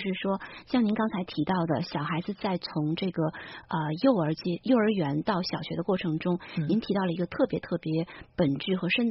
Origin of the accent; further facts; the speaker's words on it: China; 我们中国人